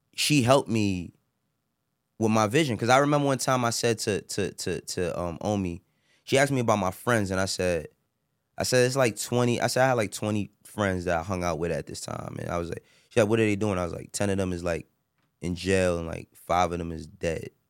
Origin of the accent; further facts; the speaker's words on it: New York City, New York, United States; I'm from Harlem